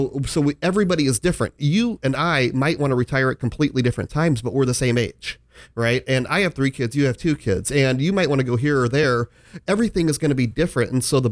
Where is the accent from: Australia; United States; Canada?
United States; Omaha, Nebraska; I grew up like a block away, from there.